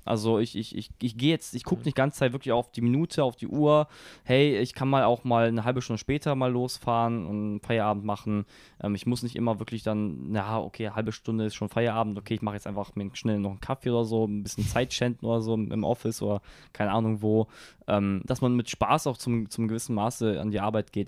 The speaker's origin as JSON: {"language": "German", "country": "Germany", "first_language": "German", "said": "das ist immer noch meine Heimat wird es auch immer bleiben"}